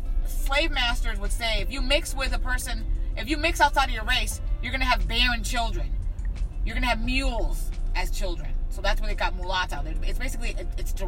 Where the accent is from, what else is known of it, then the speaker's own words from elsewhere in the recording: Rochester, New York, United States; first language Spanish; English is a second language; also born or lived in Cuba; I grew up in a black and Latino neighborhood in Rochester, New York